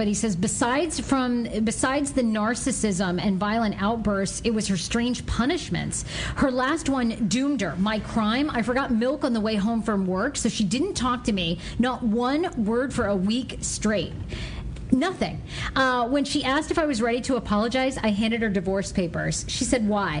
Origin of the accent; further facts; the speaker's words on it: Maine, United States; I come from Maine